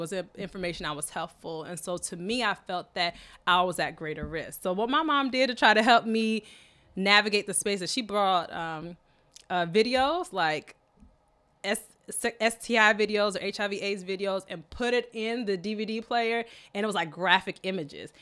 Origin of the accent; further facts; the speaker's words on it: Michigan, United States; was born in Michigan uh, by two Kenyan natives.